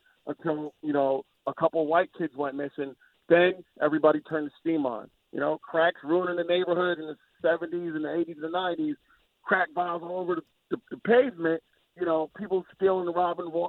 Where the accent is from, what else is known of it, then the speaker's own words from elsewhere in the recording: New York, United States; moved away as an adult; now in Tennessee, United States; I'm a New Yorker. I'm an ex New Yorker